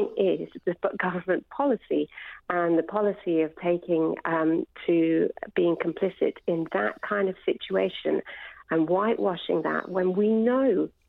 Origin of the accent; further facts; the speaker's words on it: United Kingdom; I'm a British doctor working in the NHS as well.